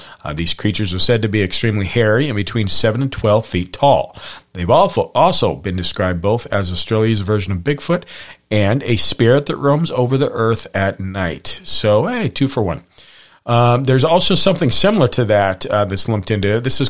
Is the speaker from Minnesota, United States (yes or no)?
no; Hamilton, Montana, United States; And even me growing up near Hamilton, Montana, we had Lake Como, and there was the big monster of Lake Como.